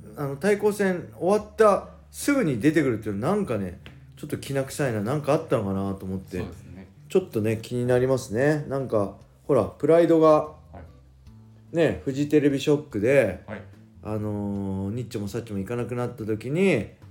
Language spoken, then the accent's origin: Japanese; Japan; 僕はただ 日本人だって海外アメリカ行ったら、はい、僕は外国人なんで